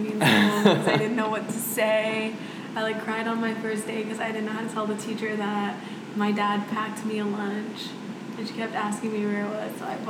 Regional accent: Saudi Arabia; born there; No, I was born in Saudi Arabia.

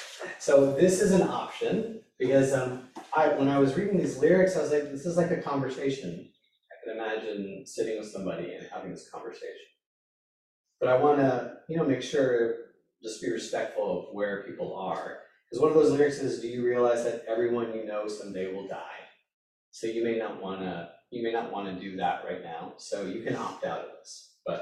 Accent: India; I'm a man, I'm Indian, I'm a holistic healer, I'm an athlete, I'm a father, I'm a husband, I'm a Sangha member

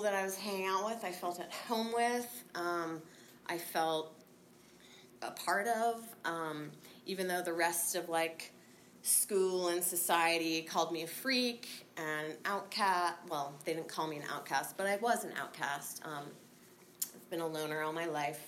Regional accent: San Francisco, California, United States; also born or lived in Marin County, California; We grew up in San Francisco and then moved to Marin when we were 13

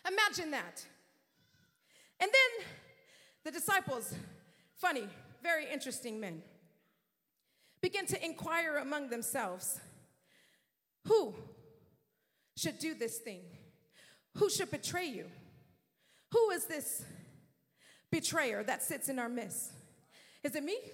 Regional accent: California, United States; now in Florida, United States; I come from California, hundreds and hundreds, probably thousands of miles, definitely thousands of miles from Florida.

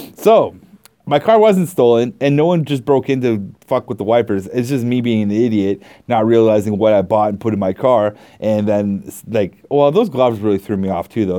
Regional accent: Canada; I'm Canadian

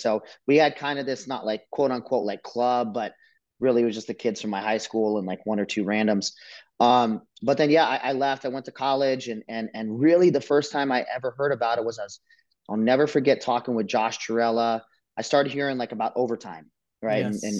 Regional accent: Las Vegas, Nevada, United States; I grew up here in Vegas, born and raised.

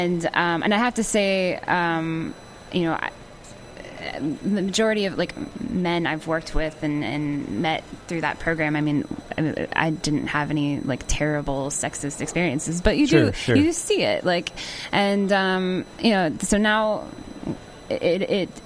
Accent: Pennsylvania, United States; born or raised there; now in Nashville, United States

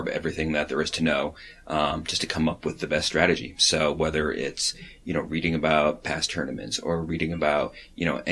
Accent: Marlborough, Connecticut, United States; I am from Connecticut. I'm from central Connecticut, a little town called Marlboro that no one has ever heard of. That's about 15 minutes outside of Hartford

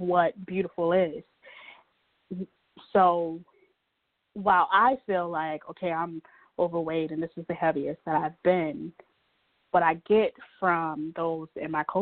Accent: the South, United States; I'm from the South, so being heavier was never seen as such this really bad thing.

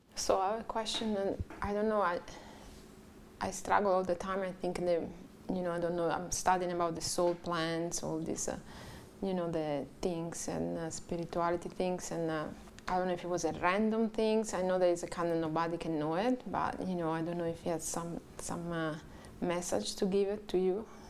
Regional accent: Italy; English is a second language; moved away as an adult; also born or lived in San Diego, California; now in Hawaii, United States; I'm from Italy

